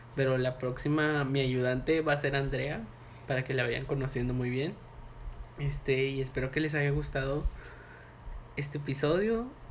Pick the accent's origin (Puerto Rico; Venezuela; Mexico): Mexico; Monterrey, Nuevo León; de aquí de donde somos nosotros dos, de Monterrey, Nuevo León